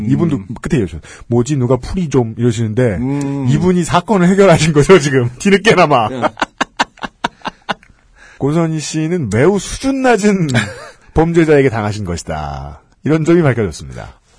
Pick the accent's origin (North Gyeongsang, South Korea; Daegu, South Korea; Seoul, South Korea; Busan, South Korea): Busan, South Korea; born there; 보통 한국 사람, 그것도 부산 태생의 남자치고는 꽤나 감정 표현이 과한 편이에요.